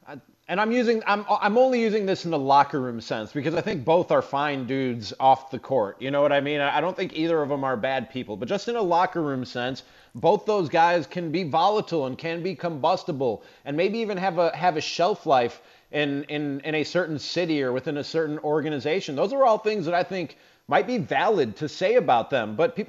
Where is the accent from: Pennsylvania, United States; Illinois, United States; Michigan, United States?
Illinois, United States; Chicago; also born or lived in Minnesota; I'm from Chicago by way of Minnesota.